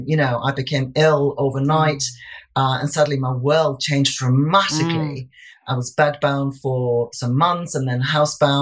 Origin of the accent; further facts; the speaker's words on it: Iceland; moved away as an adult; now in England, United Kingdom; I'd come over to England in 1999. Mm-hmm. I laugh about having arrived last century, yeah. because I'm originally from Iceland